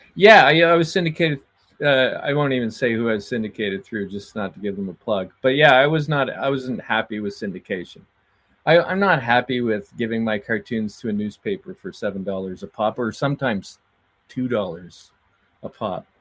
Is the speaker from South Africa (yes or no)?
no; Atlantic Canada, Canada; I'm from Atlantic Canada